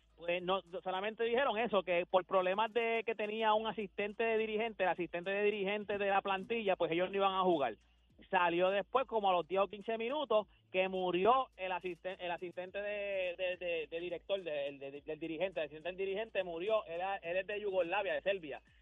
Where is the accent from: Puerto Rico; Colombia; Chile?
Puerto Rico; Loíza; Yo viví toda mi vida en, en Loiza, pero mi familia, toda mi familia, mi mamá de pues, Carolina